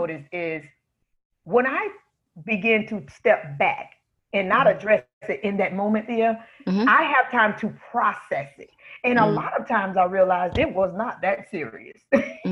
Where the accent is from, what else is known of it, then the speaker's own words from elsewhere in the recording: South Florida, United States; I grew up in Florida, sunny South Florida. Hasn't been that way recently, but it's my hometown.